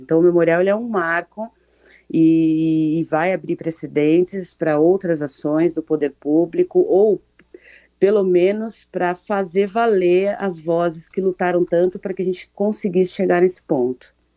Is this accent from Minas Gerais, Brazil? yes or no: no; São Paulo, Brazil; Eu nasci aqui, nasci na Zona Norte